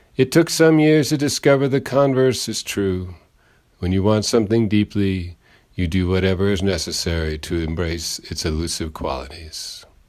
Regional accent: Ireland; I am an Irish poet

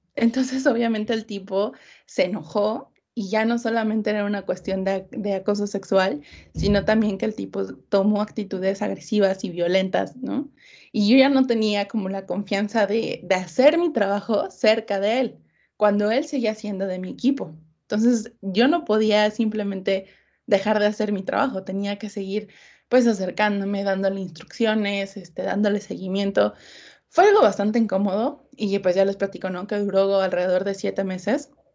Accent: Mexico City, Mexico; Soy de la Ciudad de México

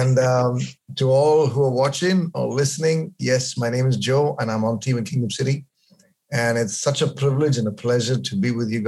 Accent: Bangalore, Karnataka, India; moved away as an adult; also born or lived in Kerala; I was brought up in Bangalore

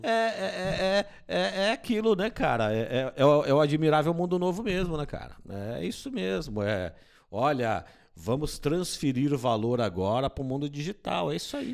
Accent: Brazil; nós somos brasileiros

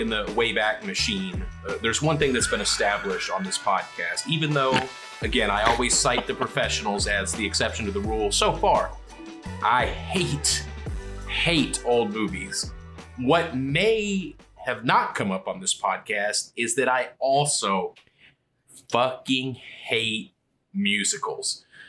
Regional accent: Kentucky, United States; I grew up in Kentucky. I've only been to Puerto Rico twice.

